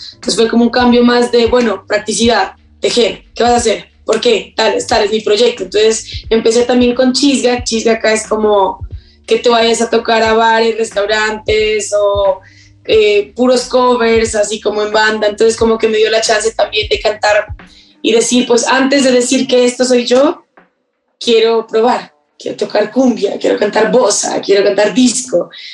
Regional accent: Pasto, Nariño, Colombia; also born or lived in England; nací en Inglaterra, eh, viví año y medio, pero después, o sea, mis papás vivían ahí como, o sea, viajaron a Inglaterra, vivieron, ambos son colombianos, vivieron, no sé, siete años quizás, de los cuales el último año y medio pues me tuvieron y después nos devolvimos todos junto con mi hermano a Colombia, a Pasto, Nariño

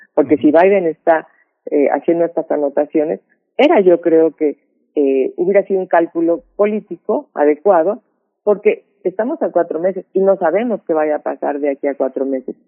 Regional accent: Mexico; somos los mexicanos

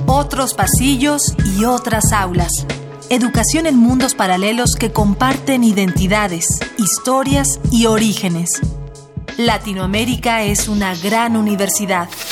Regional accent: Sarapiquí, Heredia, Costa Rica; soy de Sarapiquí, Costa Rica

